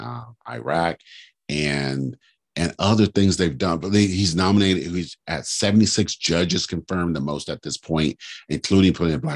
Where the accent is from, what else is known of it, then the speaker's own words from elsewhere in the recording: California, United States; I was from California